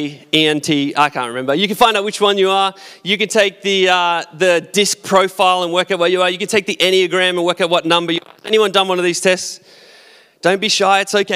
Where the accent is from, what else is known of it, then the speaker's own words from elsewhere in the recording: Australia; I'm Australian, so I've got to be an Aussie